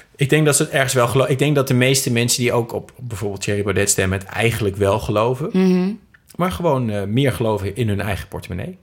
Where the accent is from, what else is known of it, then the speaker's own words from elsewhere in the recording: Twente, Overijssel, Netherlands; now in Amsterdam, Netherlands; in Twente, waar ik vandaan kom, ja, het leven is niet zo duur